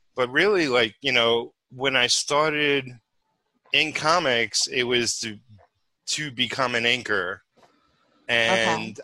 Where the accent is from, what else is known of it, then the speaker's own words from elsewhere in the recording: New York City, New York, United States; moved away as an adult; also born or lived in Bardstown, Kentucky; now in Campbellsville, United States; I'm originally from Brooklyn.